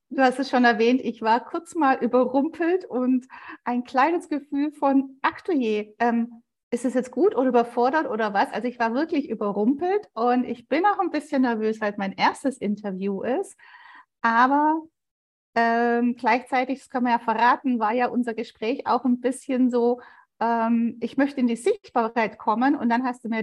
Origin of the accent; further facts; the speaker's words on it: Sigmaringen, Baden-Württemberg, Germany; für mich ist es ja die Ecke, wo ich aufgewachsen bin. Und ich fand es total immer schön, auf die Schwäbische Alb zu fahren, weil Sigmaringen ist so ein Nebelloch